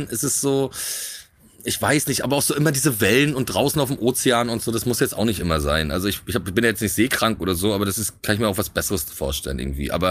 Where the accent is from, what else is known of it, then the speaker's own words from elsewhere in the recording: Rostock, Mecklenburg-Vorpommern, Germany; moved away; also born or lived in Berlin; Rostock. Ja? Ja, na, ist meine Heimatstadt.